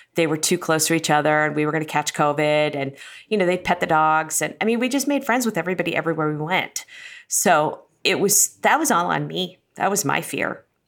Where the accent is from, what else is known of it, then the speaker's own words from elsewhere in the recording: Cincinnati, Ohio, United States; moved away; I grew up in Cincinnati and love Cincinnati